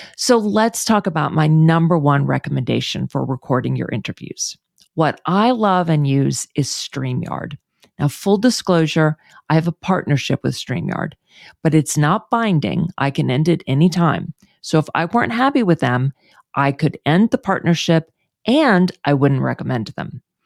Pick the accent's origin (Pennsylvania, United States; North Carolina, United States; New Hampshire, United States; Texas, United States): Texas, United States; Houston; moved away; move back to my hometown of Houston